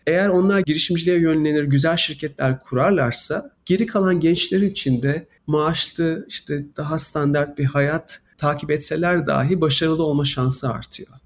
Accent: Istanbul, Turkey; moved away as an adult; now in United States; Ben İstanbul'da büyüdüm

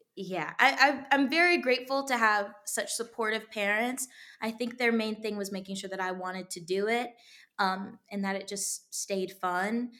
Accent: Texas, United States; moved away; I was raised in Texas

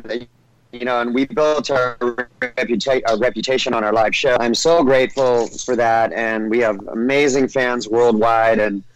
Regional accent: California, United States; And I grew up in Orange County, California, you know?

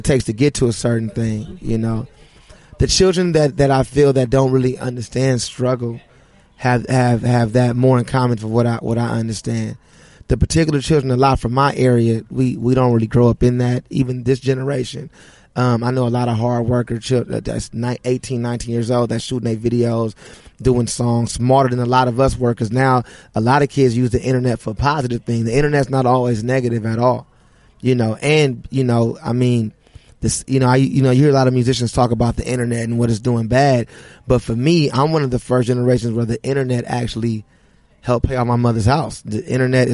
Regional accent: Los Angeles, California, United States; I grew up in the Crenshaw district

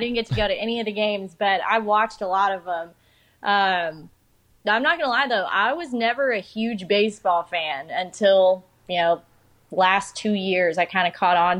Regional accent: Houston, Texas, United States; also born or lived in Midland, Texas; Okay, well, I am from Houston, Texas. I basically lived in Midland, Texas, the middle of the nowhere desert, right outside of Lubbock, basically

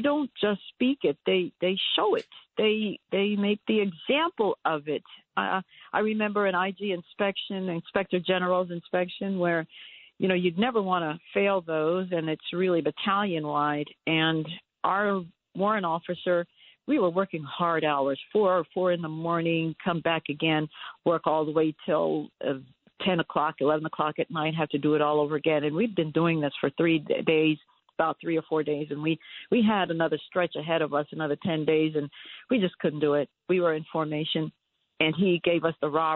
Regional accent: New York, United States; I'm a New Yorker.

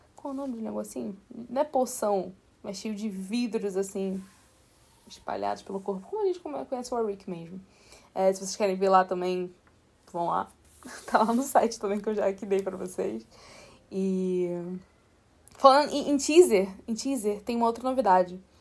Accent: Rio de Janeiro, Brazil; accent: carioca; meu sotaque é carioca, assim, eu sou do Rio.

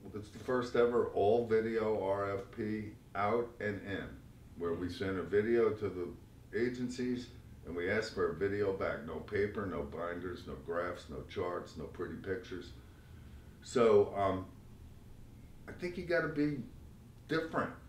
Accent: Long Island, New York, United States; also born or lived in Brooklyn, New York; I was born in Brooklyn, and like most uh, Brooklyn kids, uh, my family moved out to Long Island. I was raised on Long Island.

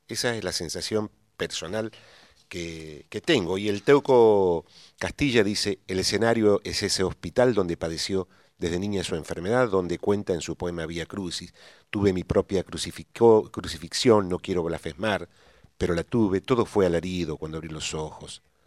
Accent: Santiago del Estero, Argentina; yo soy santiagueño y los santiagueños no nos quedamos atrás

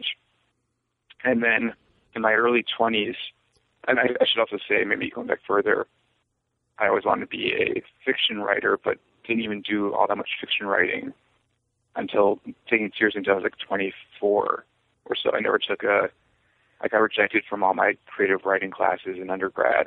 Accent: New York City, New York, United States; also born or lived in Yonkers, New York / St. Louis, Missouri; Well, I'm from New York originally. I was born in Yonkers and then moved to Riverdale in the Bronx when I was 10, which is nearby as well

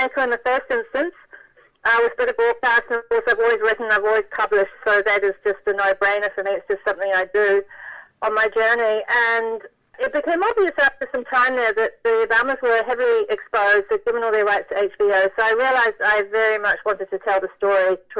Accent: New Zealand; moved away; my hometown had been destroyed by an earthquake

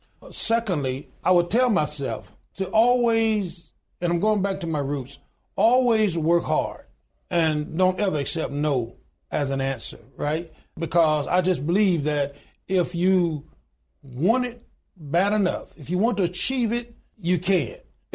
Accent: Deep South, United States; born there; as I said, I was born in the Deep South. My father worked extremely hard. We didn't have a whole lot.

